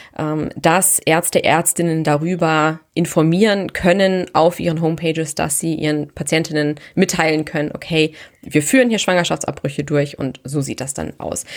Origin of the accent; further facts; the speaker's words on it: Germany; bei uns in Deutschland